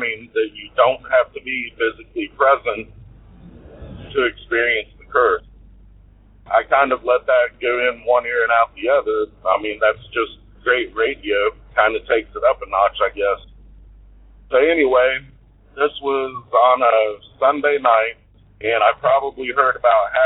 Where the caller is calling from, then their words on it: Georgia, United States; I'm calling from Georgia